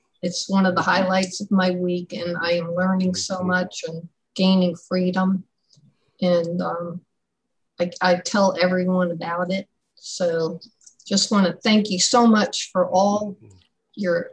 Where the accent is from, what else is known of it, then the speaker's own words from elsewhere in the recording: Shreveport, Louisiana, United States; I'm from Shreveport, Louisiana